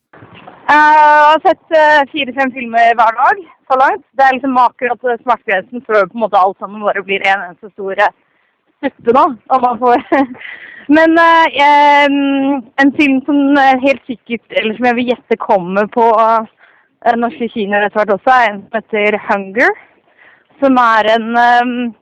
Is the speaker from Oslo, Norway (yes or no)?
yes; Oslo, Norway; moved away as an adult; now in Trondheim, Norway; jeg er, fra Oslo, så jeg er en Oslo-mann, men jeg har bodd i den byen her i fire og et halvt år nå.